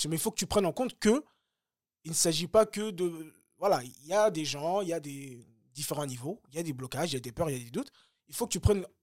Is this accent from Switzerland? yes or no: no; Bagneux, Île-de-France, France; also born or lived in Le Kremlin-Bicêtre; now in Choisy-le-Roi, France; moi, j'ai grandi à Bagneux. Je viens du 92.